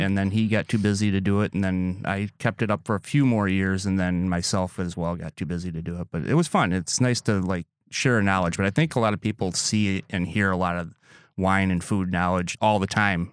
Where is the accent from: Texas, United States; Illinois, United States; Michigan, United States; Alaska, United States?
Michigan, United States; Lansing; moved away as an adult; now in Door County, United States; I grew up outside of West Lansing